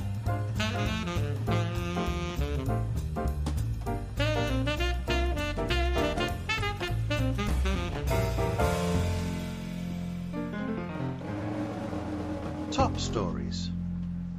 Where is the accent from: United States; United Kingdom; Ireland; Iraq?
United Kingdom; England; moved away; being English